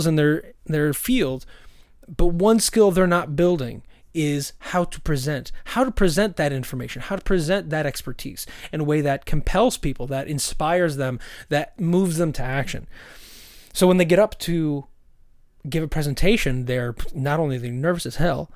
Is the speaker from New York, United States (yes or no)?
yes; Syracuse, New York, United States; now in Bay Area, United States; I'm from Syracuse, where nobody is excited to go